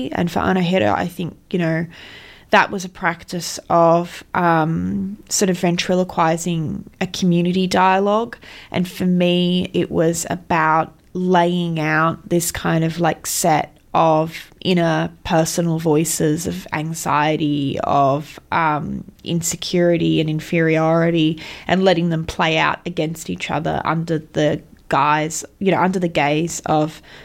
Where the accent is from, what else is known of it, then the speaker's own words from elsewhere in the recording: the Hawkesbury, New South Wales, Australia; I was born and raised in the Hawkesbury